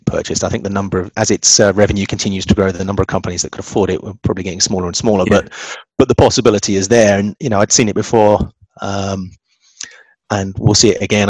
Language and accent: English; England, United Kingdom; being English